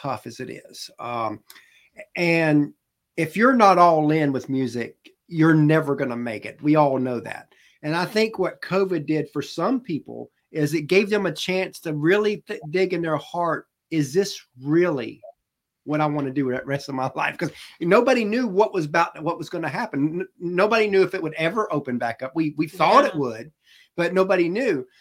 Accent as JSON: {"language": "English", "region": "Georgia", "country": "United States", "said": "I'm from Georgia"}